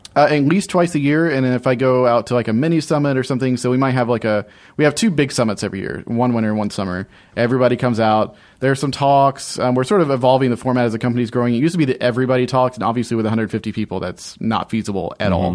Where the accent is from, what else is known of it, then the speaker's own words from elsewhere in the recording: Alabama, United States; moved away as an adult; now in Orlando, United States; I grew up in Alabama for the first eighteen years of my life